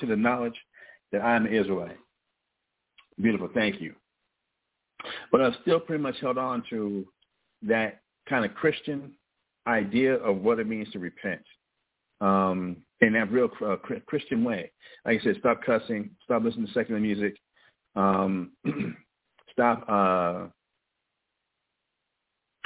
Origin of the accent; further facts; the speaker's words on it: Albuquerque, New Mexico, United States; growing up in Northeast Heights of Albuquerque, New Mexico